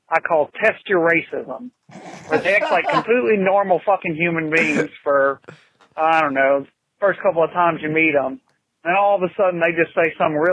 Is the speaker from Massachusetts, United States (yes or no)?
no; Louisiana, United States; I'm from Louisiana